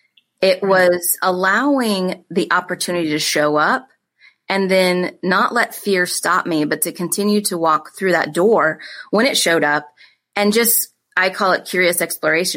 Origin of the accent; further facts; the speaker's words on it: Iowa, United States; we grew up in Iowa on a farm